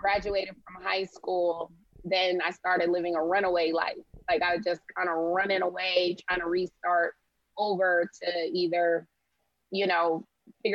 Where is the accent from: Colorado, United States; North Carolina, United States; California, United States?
California, United States; Sacramento; now in Houston, United States; I'm originally from Sacramento, California, but now I live in Houston, Texas